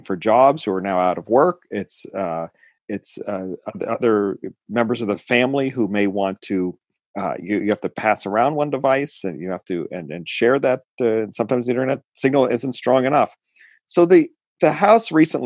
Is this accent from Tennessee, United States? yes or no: no; Oakland, California, United States; the Oakland Unified School District here in my hometown